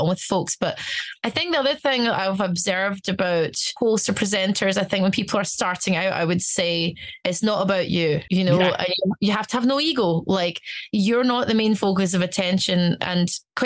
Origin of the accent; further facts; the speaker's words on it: Glasgow, Scotland, United Kingdom; also born or lived in Stuttgart, Germany; I'm from Glasgow